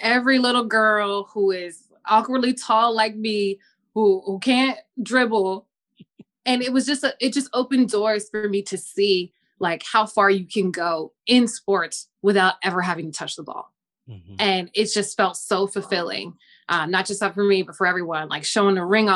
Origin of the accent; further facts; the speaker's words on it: New Jersey, United States; I grew up in South Jersey